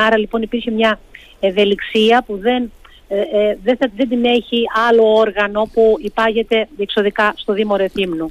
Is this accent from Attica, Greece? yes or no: no; Rethymno, Crete, Greece; στο Ρέθμιο και στον τόπο μου